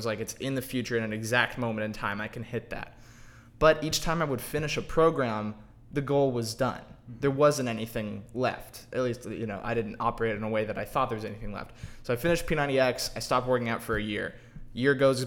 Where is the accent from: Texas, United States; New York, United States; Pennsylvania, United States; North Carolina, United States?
Texas, United States; Dallas; I'm from Dallas.